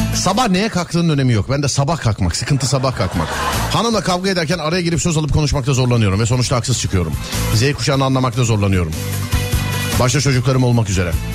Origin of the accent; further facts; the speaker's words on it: Istanbul, Turkey; bir İstanbullu olarak